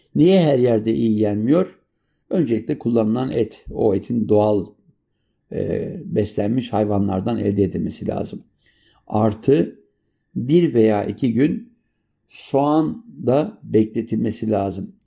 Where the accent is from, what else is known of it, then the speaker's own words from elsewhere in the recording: Turkey; moved away; also born or lived in France; bizim ana vatandan Avrupa'ya giden e, emekçi kardeşlerimize borçluyuz.